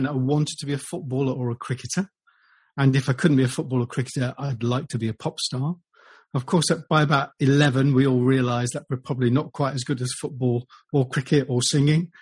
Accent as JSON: {"language": "English", "town": "Derby", "region": "East Midlands", "country": "United Kingdom", "tie": "born or raised there", "said": "I was born in Derby and I lived in Derbyshire"}